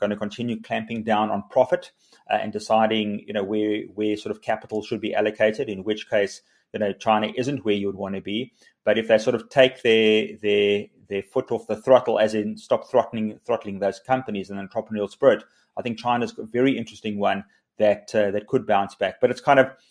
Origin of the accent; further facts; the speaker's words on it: South Africa; South Africans are incredibly optimistic, resilient. We're entrepreneurial